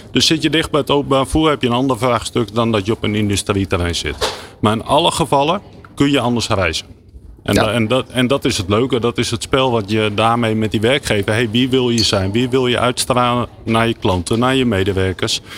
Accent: Netherlands; we dat als Nederlander

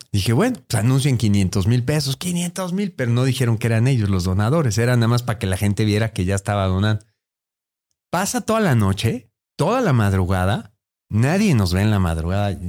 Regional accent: Mexico; Así somos los mexicanos.

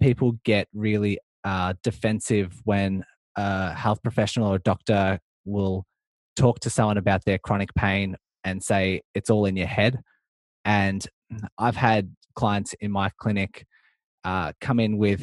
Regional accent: Melbourne, Victoria, Australia; I'm from Melbourne, Australia

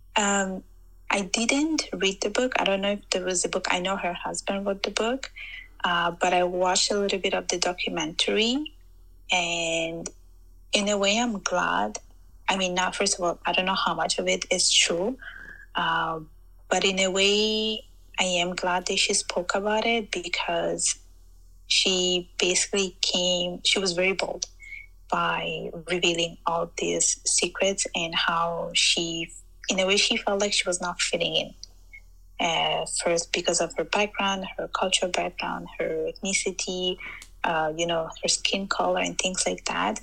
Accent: Sicily, Italy; moved away as an adult; now in Canada; I was born in Italy, specifically in Sicily. So I was born and raised there.

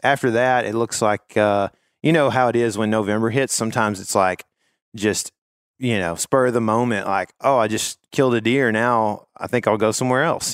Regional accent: Northeast Texas, United States; I am also from Northeast Texas

